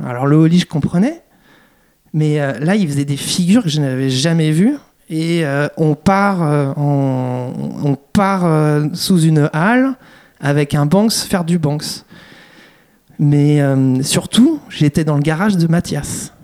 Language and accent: French; France; on est français